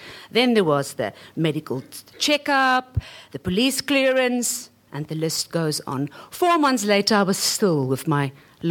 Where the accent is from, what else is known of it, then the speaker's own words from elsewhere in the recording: South Africa; moved away as an adult; now in Hong Kong; as a South African